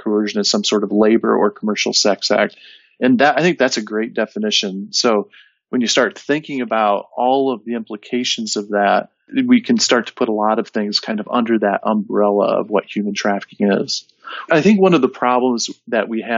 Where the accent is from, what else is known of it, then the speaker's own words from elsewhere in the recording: northern Michigan, United States; moved away as an adult; now in northern Indiana, United States; I grew up in Michigan, northern Michigan.